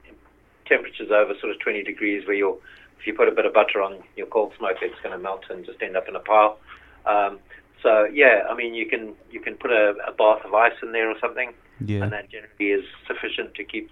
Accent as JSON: {"language": "English", "country": "Zimbabwe", "moved": "as an adult", "said": "We came over from Zimbabwe about 13 years ago. My sort of background is in the motor trade."}